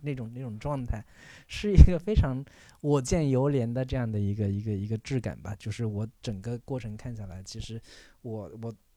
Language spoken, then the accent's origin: Chinese; southern China, China; 我作为一个南方人